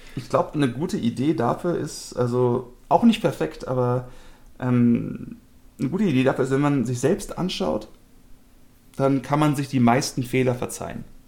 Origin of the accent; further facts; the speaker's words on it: Germany; Als Deutsche